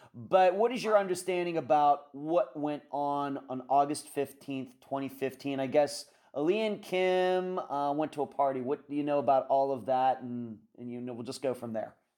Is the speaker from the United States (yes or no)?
yes; Pennsylvania, United States; moved away; also born or lived in Las Vegas, Nevada; living, growing up in Pennsylvania, uh, I, when I eventually lived a lot, moved to Las Vegas